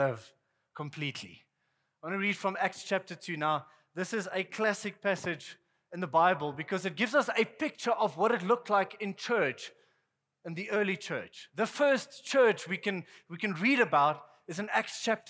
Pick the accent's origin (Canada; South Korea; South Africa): South Africa; I'm from South Africa